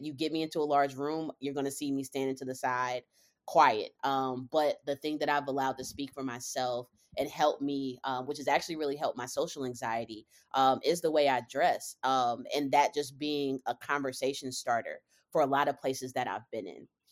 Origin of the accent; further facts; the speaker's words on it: Charlotte, North Carolina, United States; moved away as an adult; also born or lived in Cincinnati, Ohio; born and raised in Charlotte, North Carolina